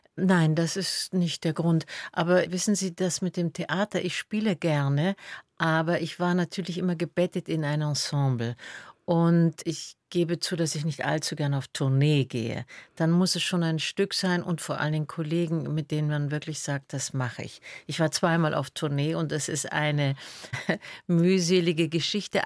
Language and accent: German; Berlin, Germany; also born or lived in Salzburg / Attersee / Munich / Rückersdorf; Ich bin ja dann in der Schulzeit in Berlin aufgewachsen